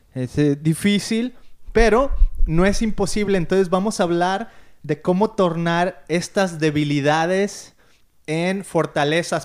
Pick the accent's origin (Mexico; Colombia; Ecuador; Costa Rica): Mexico; moved away as an adult; now in Costa Mesa, United States; somos mexicanos viviendo en Estados Unidos